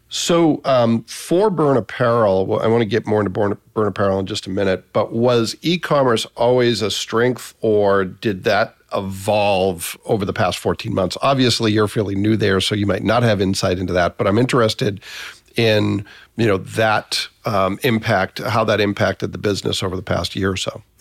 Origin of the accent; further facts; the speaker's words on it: Massachusetts, United States; moved away; also born or lived in Northeast Indiana; I spent about half my life in Massachusetts, but most of my career has been in Northeast Indiana